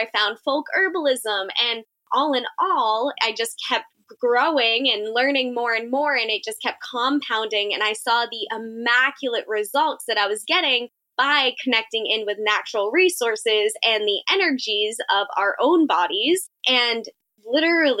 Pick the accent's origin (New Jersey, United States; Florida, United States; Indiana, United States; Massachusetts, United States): Massachusetts, United States; Central; I'm from Central Massachusetts